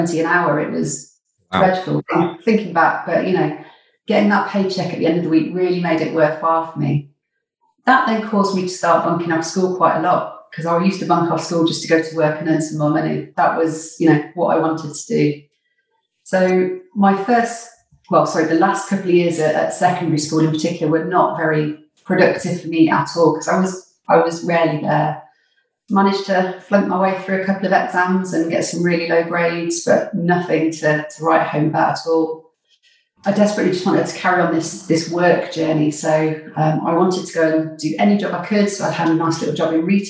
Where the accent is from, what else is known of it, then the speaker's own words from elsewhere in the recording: Nottingham, East Midlands, United Kingdom; moved away as an adult; I grew up in Nottingham, which is where I spent the first 20 years of my life.